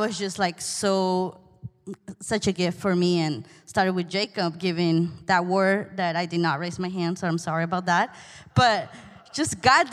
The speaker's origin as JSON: {"language": "English", "country": "Peru", "second_language": "English", "moved": "yes", "said": "I'm from Peru, by the way. This is far away"}